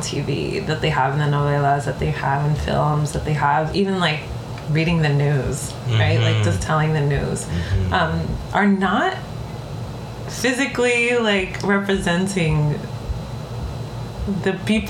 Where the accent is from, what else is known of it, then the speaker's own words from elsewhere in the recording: New York, United States; accent: Bronx; why do I speak this way as a kid that was born and raised in the Bronx?